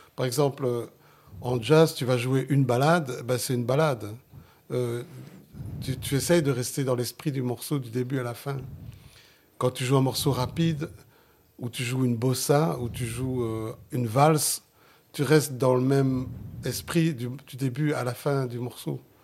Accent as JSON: {"language": "French", "town": "Genk", "region": "Flanders", "country": "Belgium", "tie": "born or raised there", "first_language": "Sicilian", "second_language": "French", "said": "Je suis né en Belgique, je suis né dans Limbourg, en, Flandre, à Waterskay"}